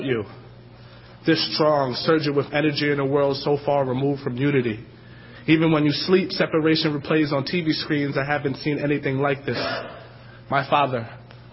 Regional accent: New York City, New York, United States; moved away as an adult; now in Madison, United States; I'm from New York City.

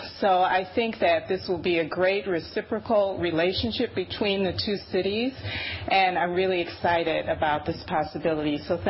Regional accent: United States; I am not a Gambian. I was born in the United States.

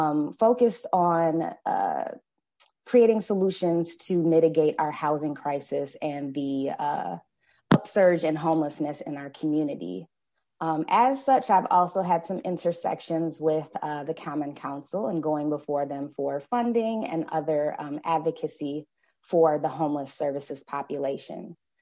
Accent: Madison, Wisconsin, United States; I am from Madison, born and raised. I have lived primarily on the east side my entire life. Grew up in neighboring District 3 of Madison, and now live in District 16 with myself and two children.

